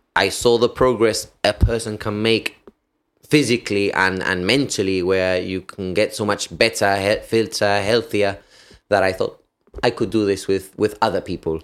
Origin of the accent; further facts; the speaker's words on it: United Kingdom; I could enter the country being British